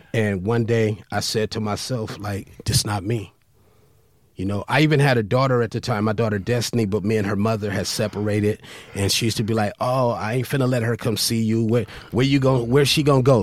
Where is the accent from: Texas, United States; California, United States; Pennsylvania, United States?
California, United States; Compton; I grew up in Compton